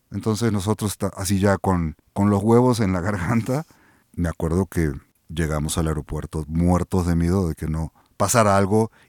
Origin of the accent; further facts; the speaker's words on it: Mexico City, Mexico; also born or lived in Buenos Aires; regresé a México de DF, dormí, al día siguiente salí a la calle y dije, me cago en la puta madre, soy de aquí